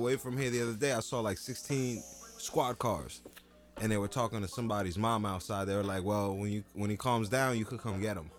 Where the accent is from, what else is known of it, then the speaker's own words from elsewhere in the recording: Jersey City, New Jersey, United States; growing up in Jersey City